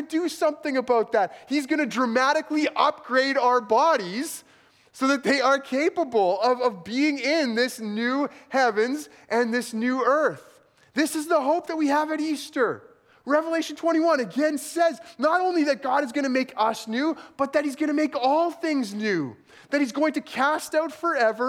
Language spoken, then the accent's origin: English; rural southeastern Manitoba, Canada; also born or lived in El Paso, United States; less than a year after I was born, they moved back to southeastern Manitoba.